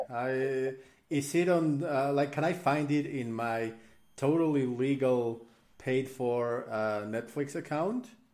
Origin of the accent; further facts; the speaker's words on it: Mexico; I'm I'm from Mexico